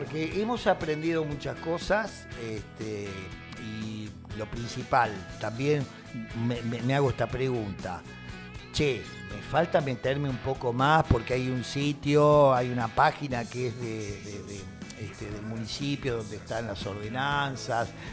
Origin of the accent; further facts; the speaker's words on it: Ayacucho, Buenos Aires Province, Argentina; Yo soy nacido en Ayacucho